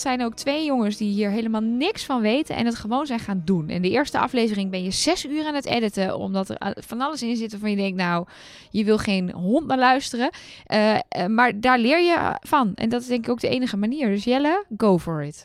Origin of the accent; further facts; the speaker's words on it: Netherlands; als Nederlander